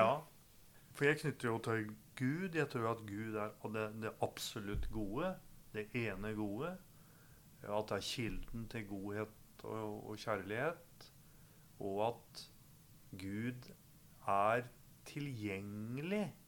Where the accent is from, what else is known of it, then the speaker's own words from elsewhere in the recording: Gjøvik, Innlandet, Norway; Jeg har vokst opp på Gjøvik